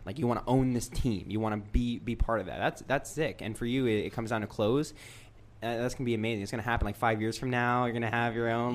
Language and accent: English; United States; we grew up in America